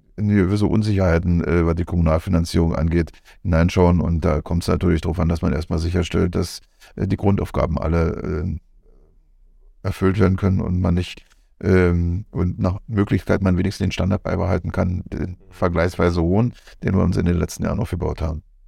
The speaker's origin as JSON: {"language": "German", "town": "Bernau bei Berlin", "region": "Brandenburg", "country": "Germany", "tie": "born or raised there", "also_born_or_lived": "Biesenthal", "said": "ich bin in Bernau geboren"}